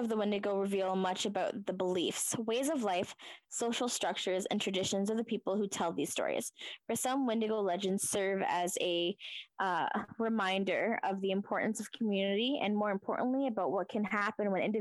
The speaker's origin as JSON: {"language": "English", "country": "Canada", "tie": "born or raised there", "said": "Now, I was born in Canada. Canada's my country"}